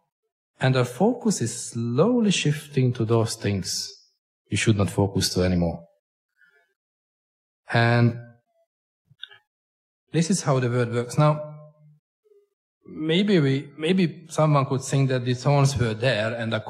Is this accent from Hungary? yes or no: yes; Hungary; accent: Hunglish; English is a second language; I come from Hungary, which is getting a richer country